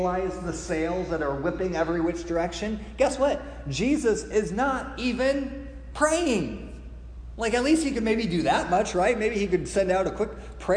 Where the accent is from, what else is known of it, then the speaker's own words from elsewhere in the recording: Midwest, United States; I grew up in the Midwest